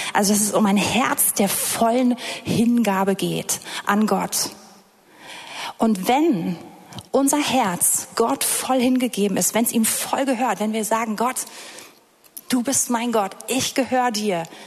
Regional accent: Berlin, Germany; ich komme hier aus Berlin, es ist flach

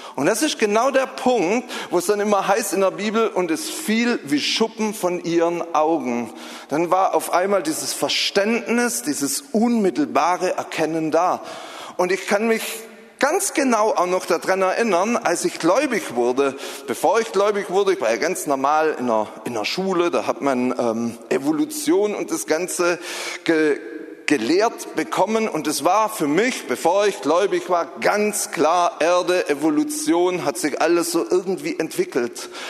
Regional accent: Southern Germany, Germany; moved away; Ich komme ja aus Süddeutschland, das hört man vielleicht so ein bisschen

